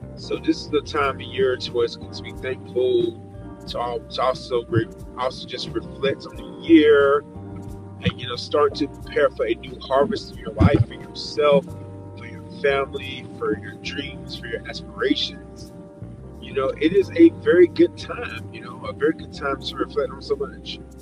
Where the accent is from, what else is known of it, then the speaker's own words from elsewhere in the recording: Georgia, United States; I'm back in my home state of Georgia, and I'm back in Atlanta